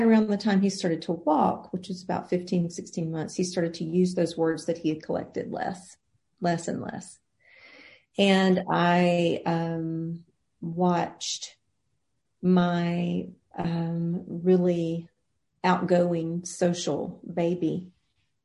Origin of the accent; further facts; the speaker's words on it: Frankville, Alabama, United States; moved away as an adult; also born or lived in Mobile, Alabama; now in Nashville, United States; I was born in Mobile, Alabama in 1972, and I spent the majority of my childhood in Frankville, Alabama, which is about 90 miles north of Mobile.